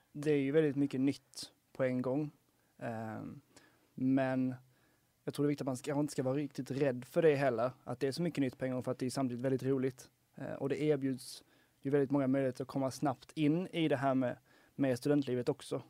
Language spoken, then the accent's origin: Swedish; Helsingborg, Skåne, Sweden; now in Lund, Sweden; jag är från Helsingborg ursprungligen